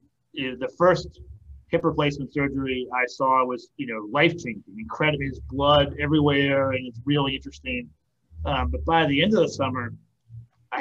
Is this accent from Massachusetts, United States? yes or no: yes; Boston, Massachusetts, United States; now in Nashville, United States; I grew up in Boston and here in Tennessee.